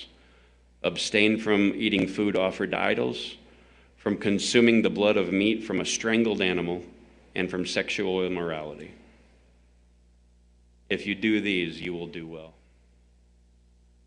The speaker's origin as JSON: {"language": "English", "region": "the South", "country": "United States", "said": "I'm from the South"}